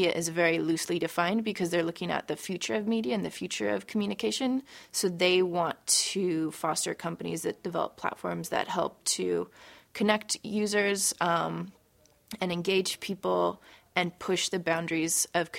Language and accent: English; San Francisco, California, United States; also born or lived in Portland, Oregon; I'm the co-founder of Known, and I'm from San Francisco, California.